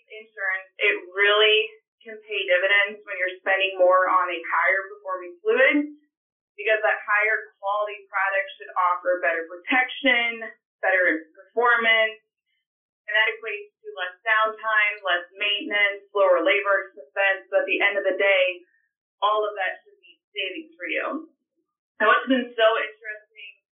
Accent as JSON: {"language": "English", "area": "Henry County", "region": "Illinois", "country": "United States", "tie": "born or raised there", "lives_now": "Bloomington, United States", "said": "I actually started in the GrowMark FS system in my hometown at Gold Star FS."}